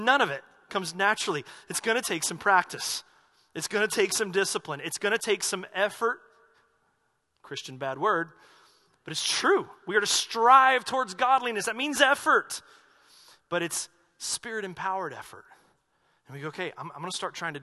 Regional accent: North Carolina, United States; moved away; I grew up in the Baptist church back in North Carolina

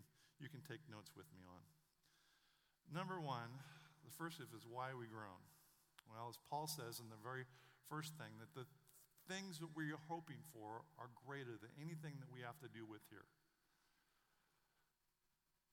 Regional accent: Western Oregon, United States; I grew up in Western Oregon.

